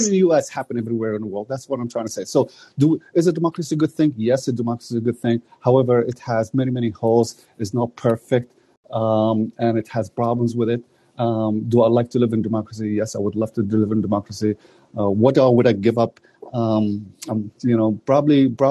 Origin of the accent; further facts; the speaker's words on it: Canada; a Canadian myself